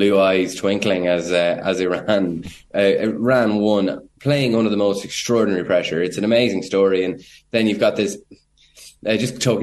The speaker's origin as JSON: {"language": "English", "country": "Ireland", "said": "an Irish journalist"}